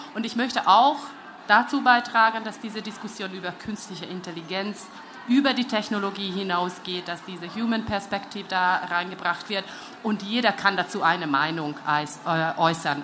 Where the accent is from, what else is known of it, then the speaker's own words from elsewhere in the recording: Hungary; German is a second language; now in Germany; ich bin Ungarin, lebe in Deutschland